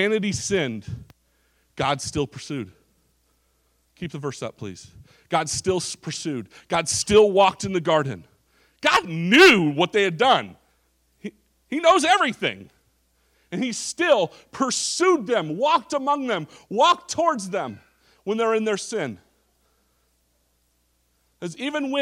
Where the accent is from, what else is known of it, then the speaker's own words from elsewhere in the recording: Orange County, California, United States; I grew up in Orange County, California.